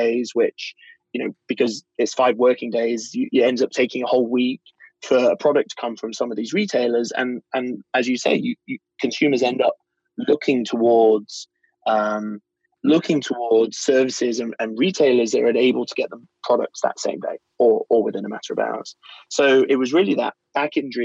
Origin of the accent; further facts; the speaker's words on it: United Kingdom; I'm British